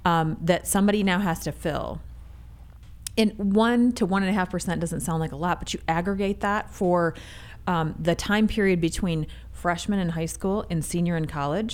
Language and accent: English; Michigan, United States; I hail from Michigan